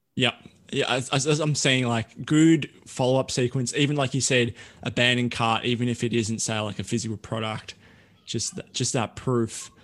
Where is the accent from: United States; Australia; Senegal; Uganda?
Australia; I'm an Aussie